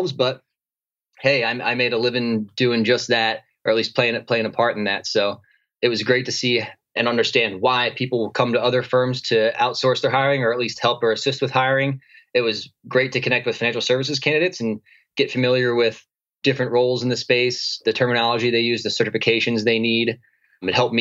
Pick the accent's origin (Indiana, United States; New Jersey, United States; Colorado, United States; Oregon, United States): New Jersey, United States; moved away as an adult; also born or lived in New York City; now in San Diego, United States; So I moved out to San Diego from New York City, and I grew up in New Jersey.